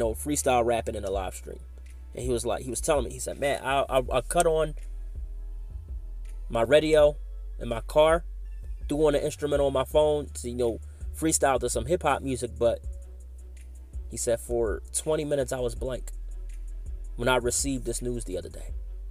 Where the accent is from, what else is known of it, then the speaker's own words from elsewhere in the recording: Philadelphia, Pennsylvania, United States; but I love Philadelphia. Like I said, that's my birthplace, my hometown. I'm a Philadelphia Flyers, Eagles, and 76ers fan. Hunting Park, born and raised.